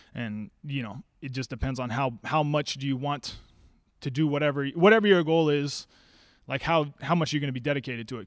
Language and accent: English; Salem, Oregon, United States; also born or lived in Eugene, Oregon; I'm from Salem. I went to U of O for, for four years, but then I came back